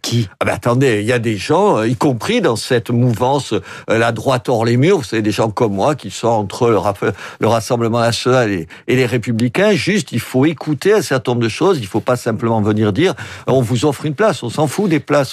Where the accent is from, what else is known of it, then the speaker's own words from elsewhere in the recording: Oran, Oran Province, Algeria; now in Béziers, France; je suis d'Oran